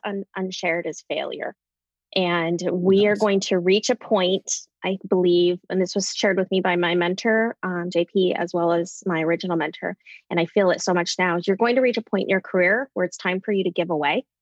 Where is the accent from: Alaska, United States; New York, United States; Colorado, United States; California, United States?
Alaska, United States; Anchorage; also born or lived in Minneapolis, Minnesota; now in Illinois, United States; being born and raised in Anchorage, Alaska